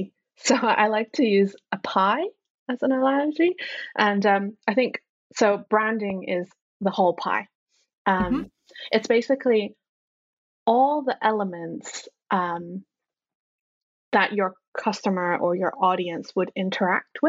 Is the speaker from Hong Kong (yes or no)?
yes; Hong Kong; now in United Kingdom; I am originally from Hong Kong, and then moved to the UK, and I've spent over half my life in the UK now